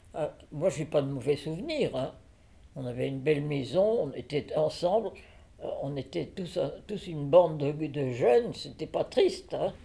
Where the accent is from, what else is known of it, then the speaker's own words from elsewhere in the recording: Voiron, Auvergne-Rhône-Alpes, France; Je suis née en 1927 à Voiron, dans l'Isère.